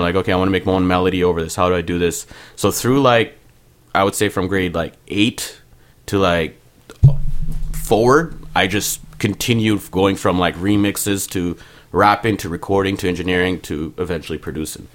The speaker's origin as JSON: {"language": "English", "town": "Mississauga", "region": "Ontario", "country": "Canada", "tie": "born or raised there", "also_born_or_lived": "Montreal, Quebec", "first_language": "Punjabi", "lives_now": "Brampton, Canada", "said": "I grew up in Malton, but in high school, I lived in Malton. Got into a little bit of trouble in high school, so I went to school in Brampton, but lived in Malton."}